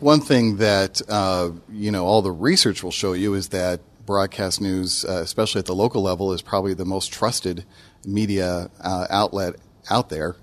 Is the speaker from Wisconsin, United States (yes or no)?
no; Denver, Colorado, United States; now in Memphis, United States; I grew up in Denver